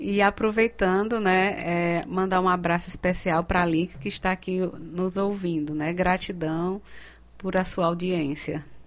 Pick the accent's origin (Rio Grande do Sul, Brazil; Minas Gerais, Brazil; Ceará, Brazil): Ceará, Brazil; Cariri; accent: Cariri; vai sair com o sotaque, o sotaque cariri